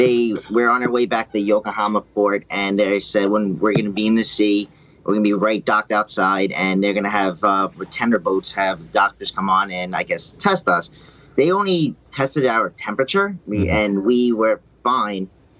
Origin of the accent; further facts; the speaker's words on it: United States; I'm from the United States